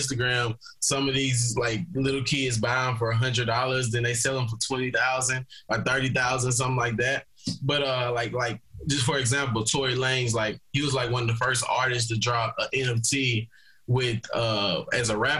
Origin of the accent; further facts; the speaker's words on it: Wetumpka, Alabama, United States; moved away as an adult; now in Scottsdale, United States; I was born and raised in Wetumpka, Alabama. I currently live in Scottsdale, Arizona